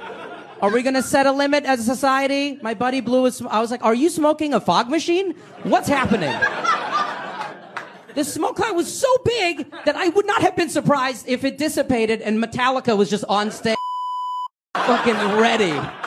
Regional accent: India; I am Indian. I also shaved my entire body for you.

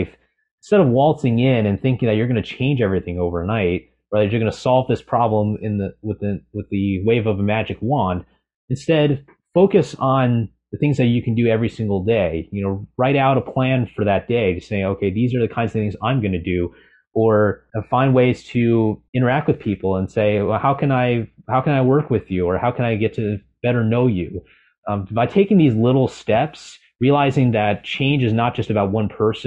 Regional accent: California, United States; I'm originally from California

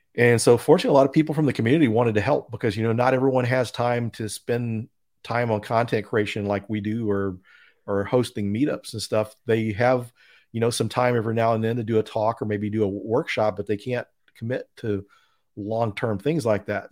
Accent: Denton, Texas, United States; Denton, Texas is my hometown. So I grew up there

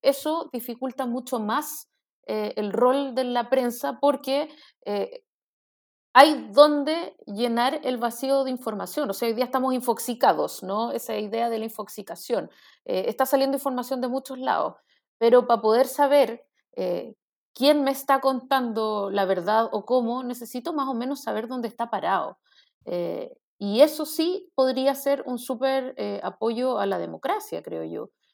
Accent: Chile

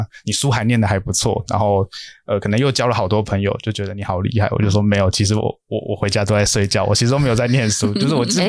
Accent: Tainan, Taiwan; 其实也因为我老家也在台南，所以算是蛮清楚说台南的生态。

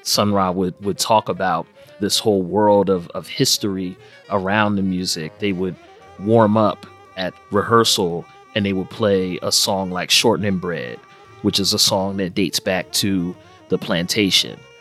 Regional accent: Philadelphia, Pennsylvania, United States; based here in my hometown of Philadelphia since 1968

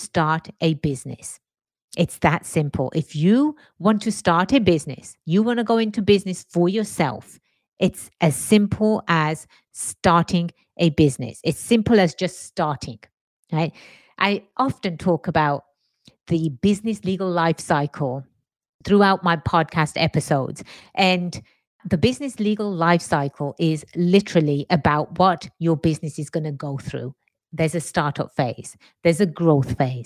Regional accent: England, United Kingdom; moved away as an adult; now in United States; born and raised in England, migrated to the States about 23 years or so ago. America is my home now

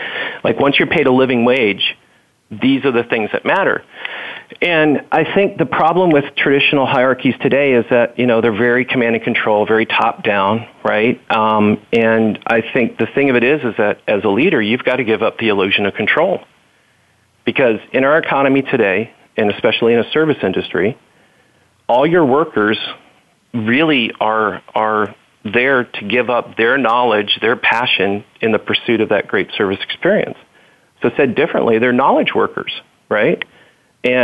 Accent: the South, United States; And growing up in the South, I'll have to say Waffle House.

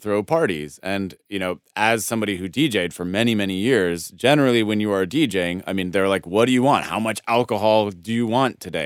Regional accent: Denver, Colorado, United States; I'm from Denver, Colorado

